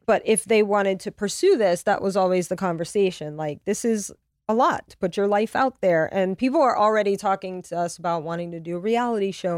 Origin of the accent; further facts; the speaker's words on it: Louisiana, United States; also born or lived in Connecticut; now in Los Angeles, United States; I'm from Louisiana